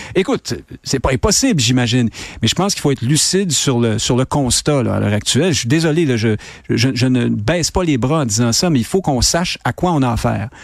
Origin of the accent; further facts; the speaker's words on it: Quebec, Canada; on est rendu Québécois, c'est une identité provinciale, mais pas seulement, on est Québécois francophone